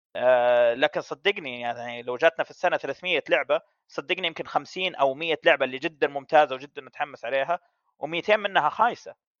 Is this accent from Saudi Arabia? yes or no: yes; Saudi Arabia; كعرب او كسعوديين